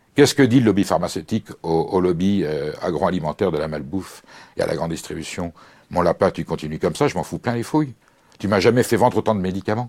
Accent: France; je suis français

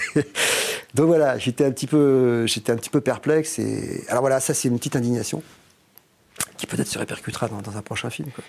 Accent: France; je suis français

